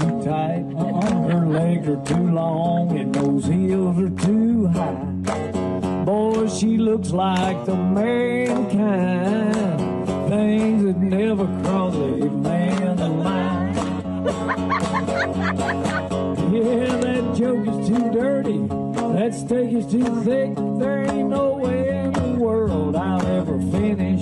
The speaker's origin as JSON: {"language": "English", "region": "the South", "country": "United States", "said": "we're from the South"}